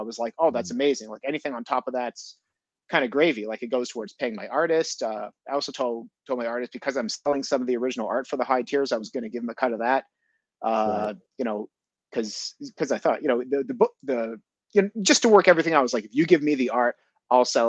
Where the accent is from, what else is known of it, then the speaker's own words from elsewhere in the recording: Montreal, Quebec, Canada; moved away as an adult; also born or lived in Japan / Netherlands; now in Toronto, Canada; I grew up in Montreal. I grew up as an English Montreal or an Anglo, as we call ourselves